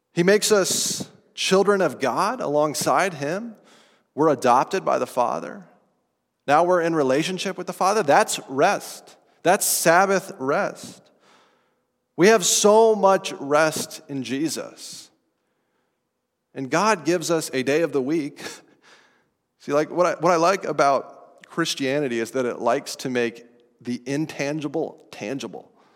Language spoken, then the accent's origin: English; Estes Park, Colorado, United States; This is outside of Estes Park, Colorado, where I grew up